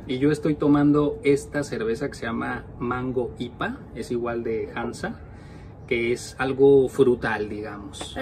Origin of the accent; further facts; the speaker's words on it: Mexico; now in Norway; somos dos mexicanos que vivimos en Noruega